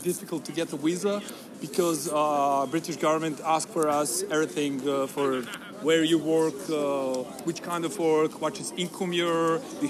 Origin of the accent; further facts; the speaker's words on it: Belgrade, Serbia; English is a second language; I'm from Belgrade, yes.